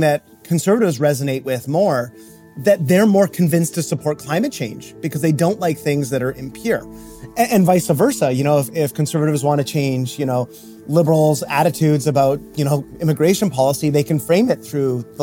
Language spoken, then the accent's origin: English; Canada; now in United States; I'm actually from Canada